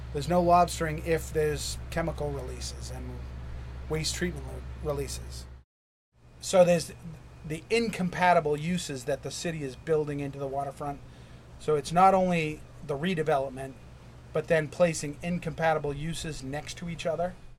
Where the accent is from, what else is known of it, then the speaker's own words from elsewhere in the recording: New Hampshire, United States; moved away as an adult; now in Portland, United States; I grew up in New Hampshire